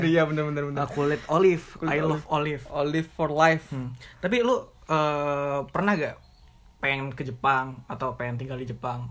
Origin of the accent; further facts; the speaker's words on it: Indonesia; gua lahir di Indonesia